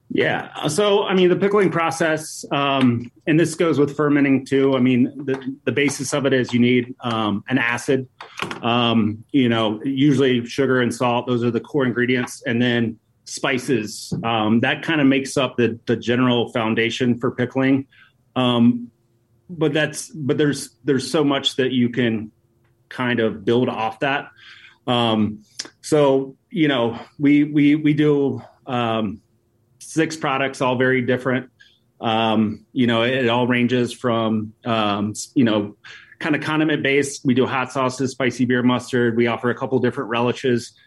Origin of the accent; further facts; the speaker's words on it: Appalachian Mountains, United States; moved away as an adult; now in Chicago, United States; we grew up in Appalachian Mountains